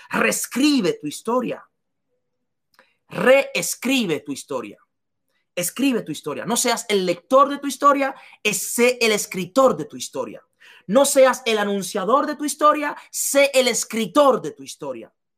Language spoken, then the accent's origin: Spanish; La Romana, Dominican Republic; moved away; yo había sido un limpiabotas en, en, en las calles de la Romana, en República Dominicana, yo no sabía que porque yo he vendido helados en, las calles en la República Dominicana